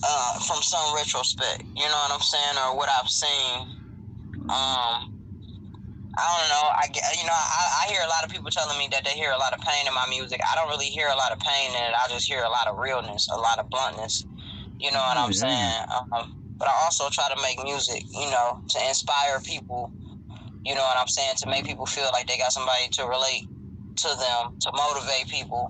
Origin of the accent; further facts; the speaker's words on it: Detroit, Michigan, United States; I'm from Detroit, born and raised. Born on the east side, raised on West 7 Mile.